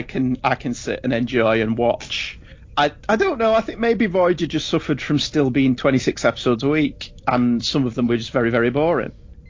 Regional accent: United Kingdom; we're so British.

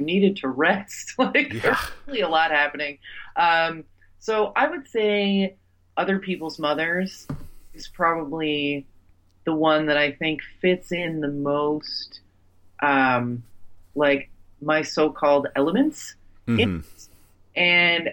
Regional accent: New Jersey, United States; I'm from Jersey

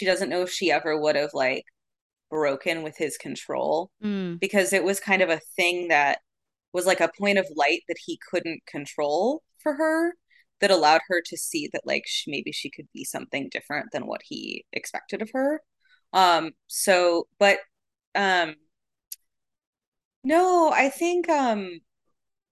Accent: Arizona, United States; I'm from Arizona

